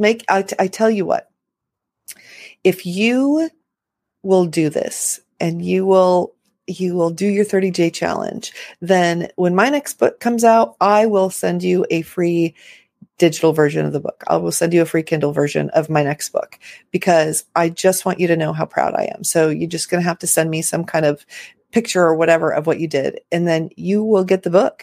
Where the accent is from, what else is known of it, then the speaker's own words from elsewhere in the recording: Los Angeles, California, United States; moved away as an adult; now in Florida, United States; I was raised in Los Angeles